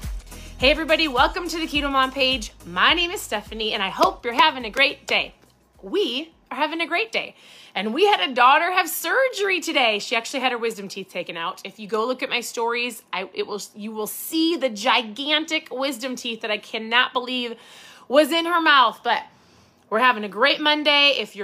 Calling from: Minnesota, United States; I'm tuning in from Minnesota.

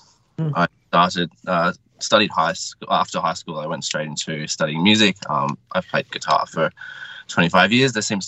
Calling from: Sydney, New South Wales, Australia; I'm in Sydney. Sydney, in the inner west.

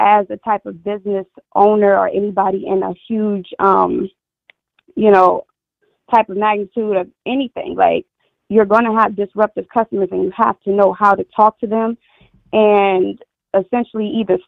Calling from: New Orleans, Louisiana, United States; I'm calling from New Orleans.

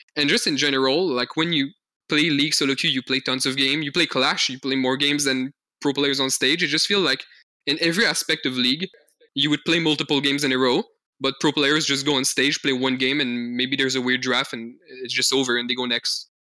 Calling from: Montreal, Quebec, Canada; I'm calling from Montreal, Canada

